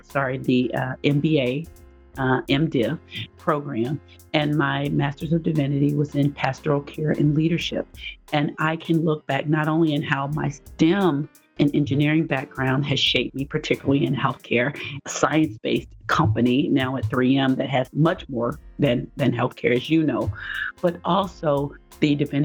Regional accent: Nashville, Tennessee, United States; moved away as an adult; also born or lived in Evanston, Illinois; now in Minnesota, United States; I ended up going to Vanderbilt for graduate school, but that was my safe school. And I thought it was safe, not because of the rigor or academics or being able to get in, but because it was in my hometown.

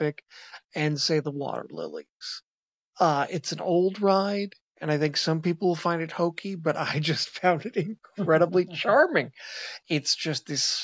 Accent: Seattle, Washington, United States

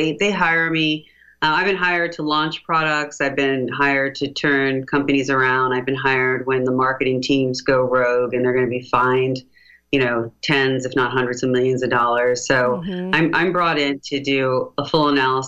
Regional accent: United States; as an American

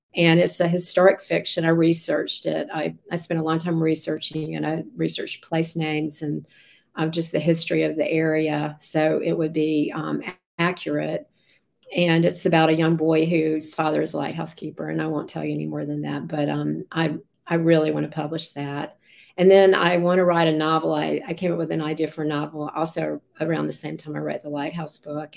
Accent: Raleigh, North Carolina, United States; I grew up in Raleigh, and um, we were a family of five

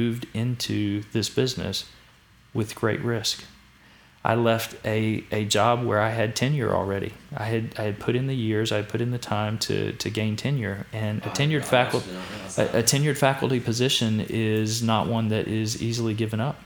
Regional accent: Danville, Virginia, United States; I grew up in Danville, loved Danville.

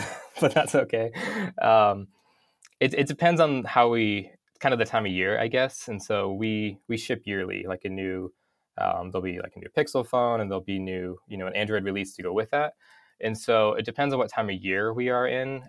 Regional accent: North Idaho, United States; I grew up in North Idaho, um, in a town of five hundred people

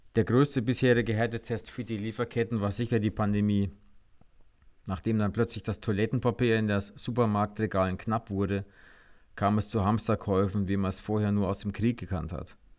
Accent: Germany; wir in Deutschland

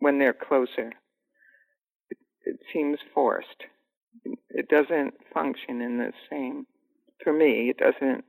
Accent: New York City, New York, United States; I grew up in New York City

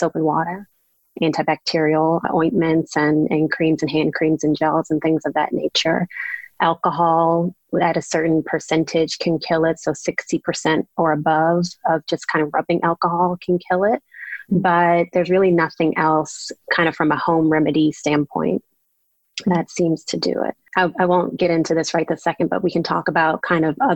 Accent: New Orleans, Louisiana, United States; moved away as an adult; also born or lived in Washington, D.C. / Maryland / San Diego; now in Little Rock, United States; I'm from New Orleans.

